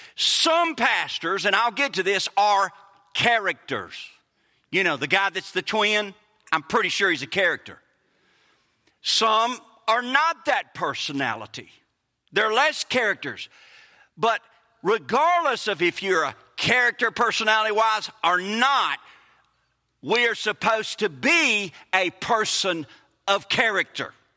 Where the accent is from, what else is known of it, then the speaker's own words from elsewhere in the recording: Mississippi, United States; We're from Mississippi.